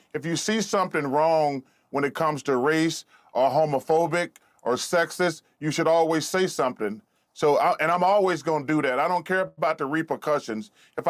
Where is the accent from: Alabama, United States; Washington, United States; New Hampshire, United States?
Alabama, United States; I'm almost 60 years old, and I grew up in Alabama